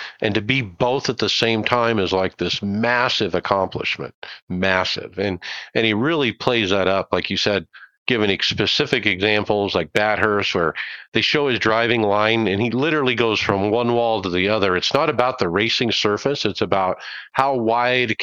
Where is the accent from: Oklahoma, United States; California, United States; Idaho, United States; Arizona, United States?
Arizona, United States; I'm from Arizona